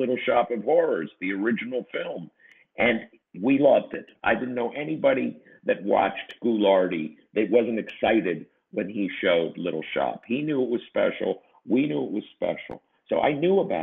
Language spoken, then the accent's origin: English; Canton, Ohio, United States; moved away as an adult; also born or lived in Cincinnati, Ohio / New York City / Los Angeles; now in Gardiner, New York, United States; I grew up in Canton, Ohio